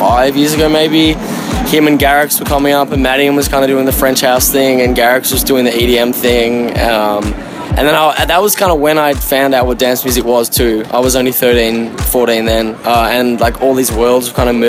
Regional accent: Melbourne, Victoria, Australia; I'm from Melbourne. I'm a fellow Aussie

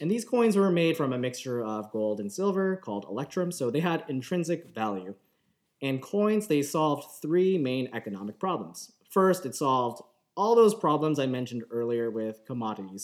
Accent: Markham, Ontario, Canada; I grew up in Markham

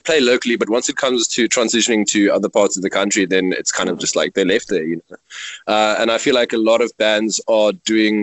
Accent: Mossel Bay, Western Cape, South Africa; moved away as an adult; also born or lived in Stellenbosch; now in Cape Town, South Africa; I'm originally from Mossel Bay

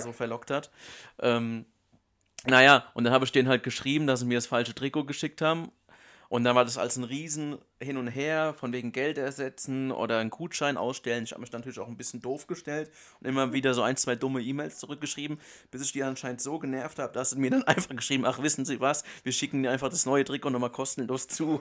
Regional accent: Germany; bei uns in Deutschland

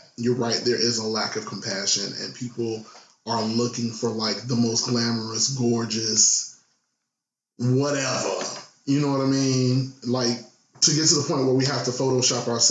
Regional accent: Chicago, Illinois, United States; now in Jersey City, United States; I'm a Chicagoan

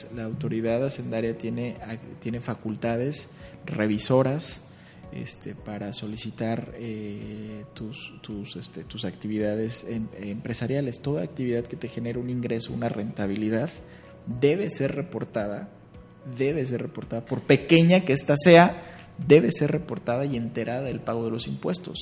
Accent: Guadalajara, Jalisco, Mexico; de donde vengo, eh, Guadalajara

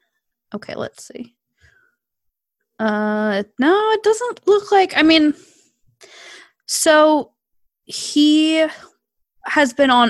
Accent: New Jersey, United States; I'm from New Jersey and like an area

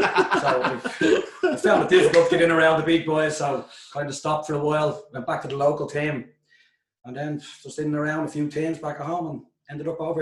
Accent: Dublin, Leinster, Ireland; moved away; I'm from Dublin.

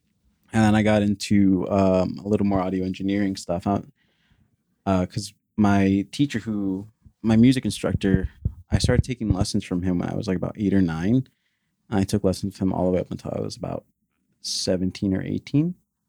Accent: New Jersey, United States; No, I'm in Jersey. Okay. I grew up in Jersey.

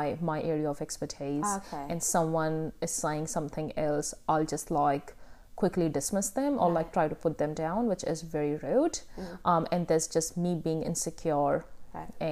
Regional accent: India; moved away; I grew up in India

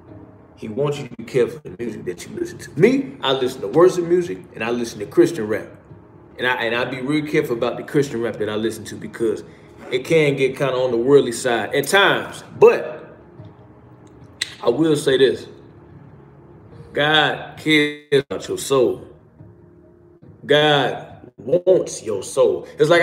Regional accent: Chicago, Illinois, United States; I'm from Chicago

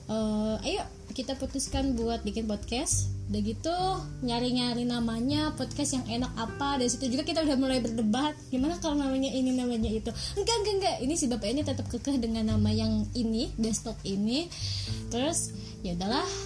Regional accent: Bogor, West Java, Indonesia; aku berasal dari Bogor orang Sunda asli

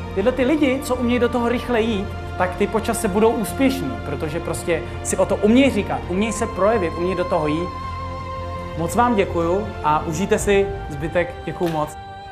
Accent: Czechia; jsme tady u nás v Čechách

